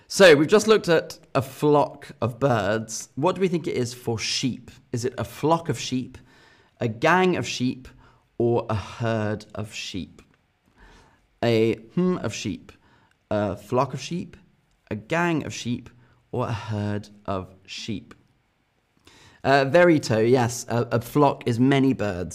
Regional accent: England, United Kingdom; as an English person

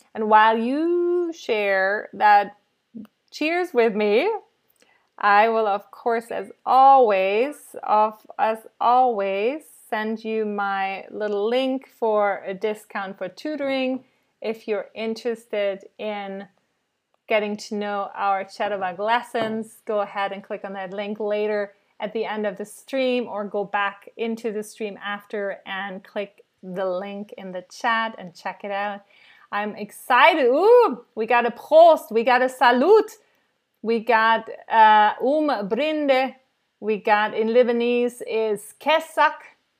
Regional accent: Cologne, North Rhine-Westphalia, Germany; also born or lived in New York City, United States; I was born in Cologne in Germany and we drink Kölsch

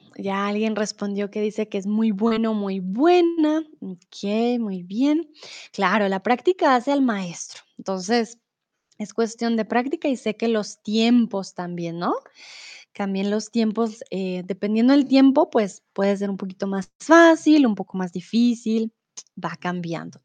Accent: Bogotá, Colombia; also born or lived in Mexico; now in Germany; soy de Colombia, de la capital de Bogotá

